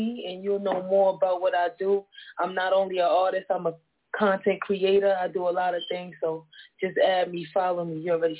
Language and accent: English; New York, United States; I'm from Brooklyn.